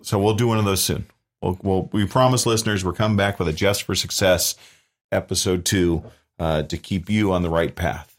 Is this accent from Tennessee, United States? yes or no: no; San Diego County, California, United States; born and raised in San Diego County